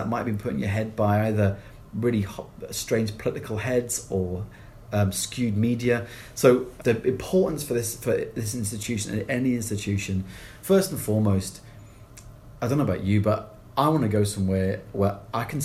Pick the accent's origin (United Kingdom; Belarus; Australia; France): United Kingdom; England; now in Glasgow, United Kingdom; I can't help being English